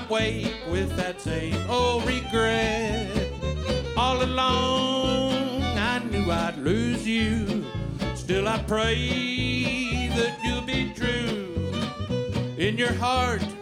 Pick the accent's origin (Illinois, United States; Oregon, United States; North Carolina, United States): Oregon, United States; now in Texas, United States; I was born in Oregon, but I've been living in Texas for 30 years